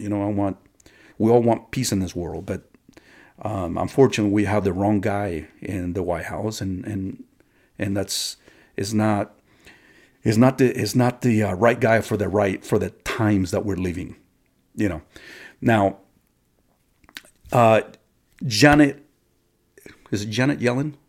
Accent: United States; us as American citizens of this country

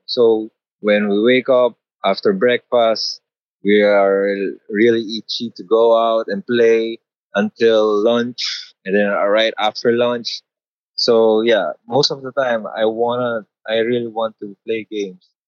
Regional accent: Philippines; I am from the Philippines. I do studio paintings and street art.

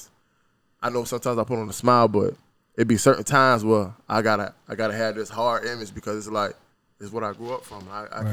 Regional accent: Savannah, Georgia, United States; So, I'm from Savannah, straight out of Tatumville. I come from a house full of, it was six of us, two bedrooms, you know.

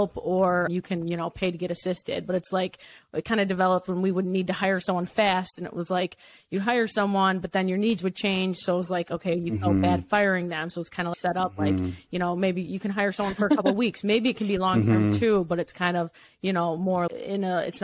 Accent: Rochester, Michigan, United States; I grew up in Michigan, not too far from where we're at now, in Rochester, kind of like a rich little town

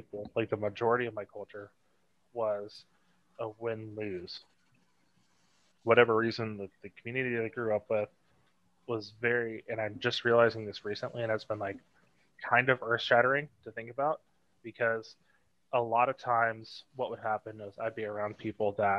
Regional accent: Tennessee, United States; also born or lived in Ohio / Georgia; I moved to Tennessee / mostly Tennessee area

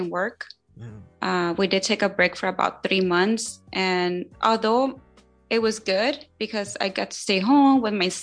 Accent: Long Beach, California, United States; I'm actually born and raised in Long Beach.

